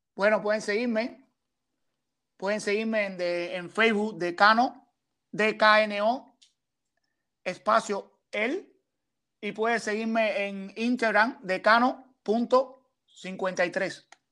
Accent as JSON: {"language": "Spanish", "region": "Matanzas", "country": "Cuba", "moved": "yes", "lives_now": "Toronto, Canada", "said": "soy un artista cubano que viene de la provincia de Matanza"}